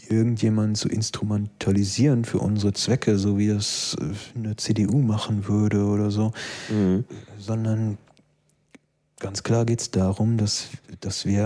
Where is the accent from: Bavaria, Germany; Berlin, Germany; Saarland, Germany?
Berlin, Germany; Neukölln; ich bin halt kein Stuttgarter, sondern eben Neuköllner und da interessiert mich das nicht so sehr, was da eben in Stuttgart passiert.